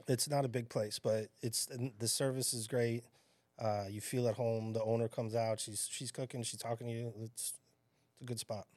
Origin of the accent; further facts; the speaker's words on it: Chicago, Illinois, United States; now in Staten Island, United States; growing up in Chicago